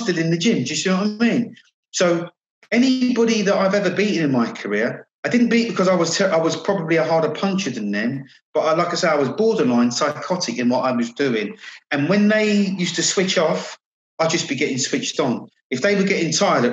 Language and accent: English; Croydon, London, United Kingdom; I'm playing to like a full house of Croydon people now. I'm in my hometown.